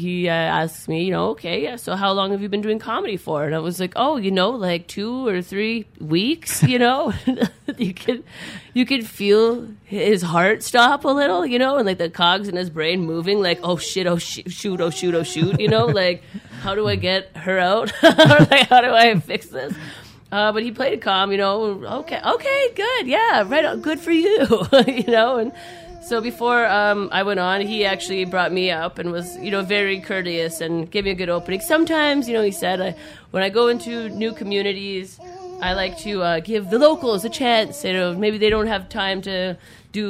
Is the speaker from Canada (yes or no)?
yes; English River, Saskatchewan, Canada; I'm Dene from English River.